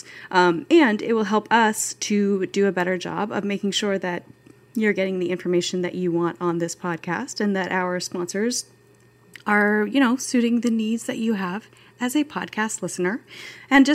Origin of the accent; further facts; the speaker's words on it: Pacific Northwest, United States; I grew up in the Pacific Northwest where a hot summer day is approximately 78 degrees